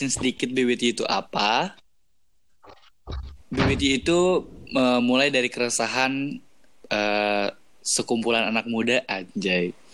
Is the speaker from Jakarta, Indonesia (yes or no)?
no; Jonggol, West Java, Indonesia; biar semua orang tahu karena gue asal dari Jonggol buat membedakan … dengan yang lainnya